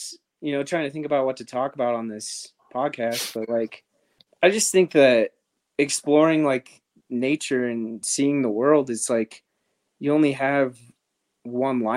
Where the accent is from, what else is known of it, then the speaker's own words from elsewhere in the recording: Los Alamos, New Mexico, United States; growing up in New Mexico in Los Alamos, there's not a lot